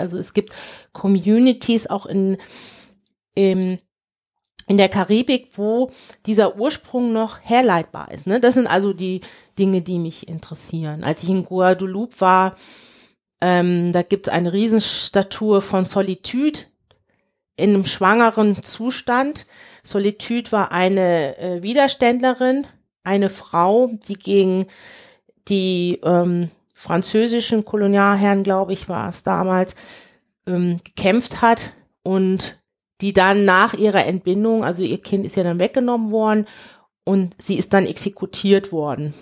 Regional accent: Cologne, North Rhine-Westphalia, Germany; also born or lived in Nigeria; ich natürlich sehr deutsch sozialisiert bin. Ich komme aus dem Rheinland

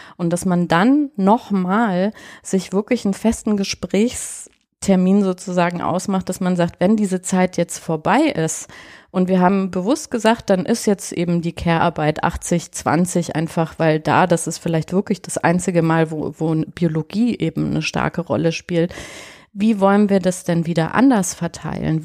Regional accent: Bavaria, Germany; ich bin ja auch in Bayern groß geworden und komme aus einer italienischen Familie

